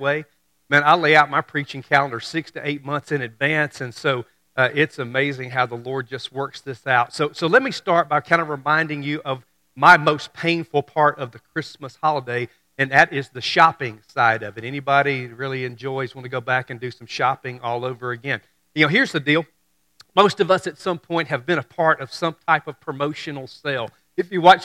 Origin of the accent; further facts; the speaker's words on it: Memphis and Mississippi area, United States; I'm from Mississippi. I grew up in Memphis and Mississippi area